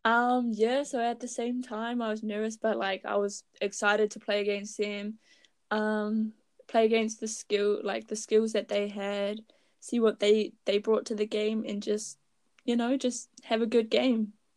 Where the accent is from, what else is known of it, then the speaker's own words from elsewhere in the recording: Raglan, Waikato, New Zealand; I am from Raglan. It is a small town near Hamilton.